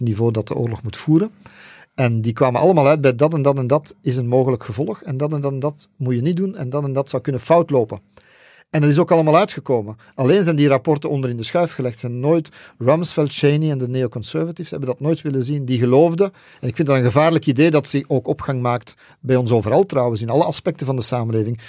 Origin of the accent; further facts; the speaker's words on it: Flanders, Belgium; bij ons in Vlaanderen